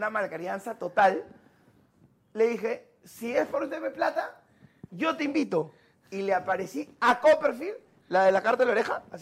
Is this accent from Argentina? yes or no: no; Peru; soy de Perú